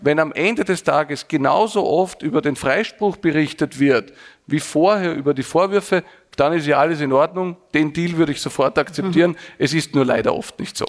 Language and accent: German; Vienna, Austria; bin ganz normal aufgewachsen in einem Arbeiterbezirk in, in Wien